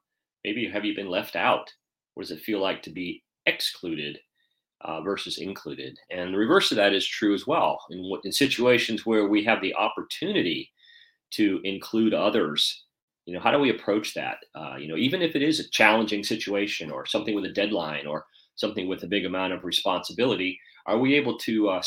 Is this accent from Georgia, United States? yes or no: yes; Atlanta, Georgia, United States; here in my hometown in Atlanta